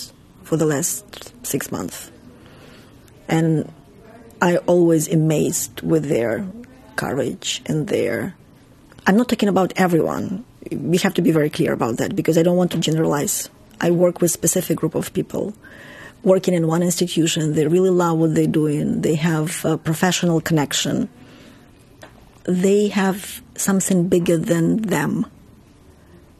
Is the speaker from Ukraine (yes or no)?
yes; Ukraine; English is a second language; moved away as an adult; now in Germany; I'm from Ukraine